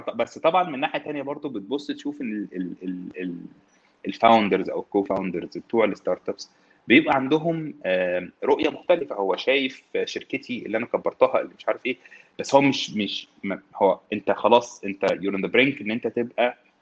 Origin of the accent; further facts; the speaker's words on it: Egypt; احنا عندنا في مصر